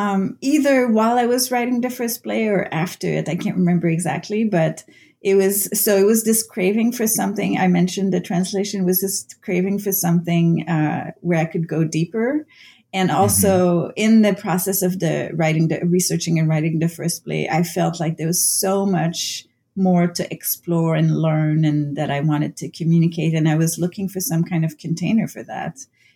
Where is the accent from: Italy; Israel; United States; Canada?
Canada; first language French; English is a second language; because my first language is French-Canadian, so I've translated a lot of playwrights from the French to English.